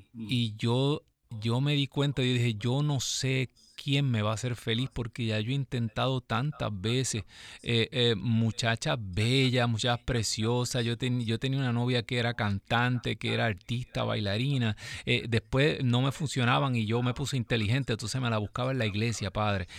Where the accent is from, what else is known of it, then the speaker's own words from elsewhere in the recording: Ciales, Puerto Rico; yo soy de Ciales, andábamos por todo Puerto Rico